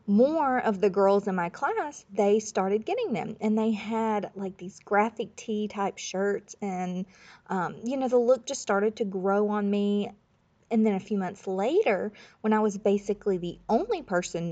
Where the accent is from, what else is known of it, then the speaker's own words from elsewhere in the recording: Florida Panhandle, United States; I grew up in Florida, but it was the Panhandle, Florida, right next to Alabama